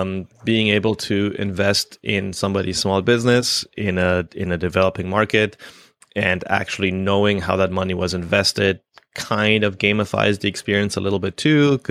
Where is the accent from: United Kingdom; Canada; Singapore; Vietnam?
Canada; I'm Canadian.